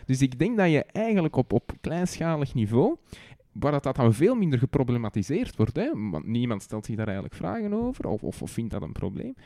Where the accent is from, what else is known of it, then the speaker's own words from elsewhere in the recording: Antwerp, Flanders, Belgium; Bij ons in Antwerpen heb je districten